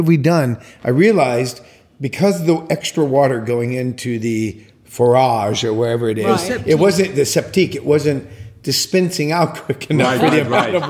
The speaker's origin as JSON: {"language": "English", "country": "United States", "moved": "as an adult", "lives_now": "France", "said": "the arrogant American, me"}